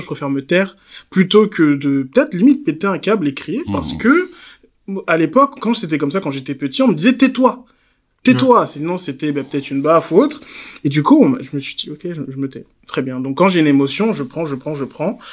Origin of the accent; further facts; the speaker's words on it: Côte d’Ivoire; en tant qu'Ivoirien